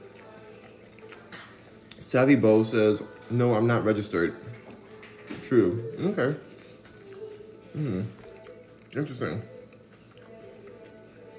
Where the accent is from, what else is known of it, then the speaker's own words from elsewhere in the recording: Los Angeles, California, United States; moved away as an adult; now in Houston, United States; I'm in Houston, Texas, but I am from Los Angeles, born and raised